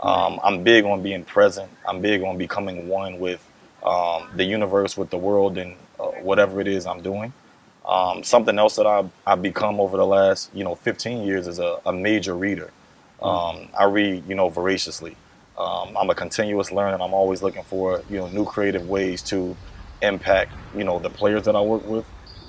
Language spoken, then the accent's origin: English; North Carolina, United States; born there; also born or lived in England; I was born in North Carolina, but I've moved all over the world globally. My mom ended up having an opportunity to work overseas in Europe, and I ended up living in England for about 8 years.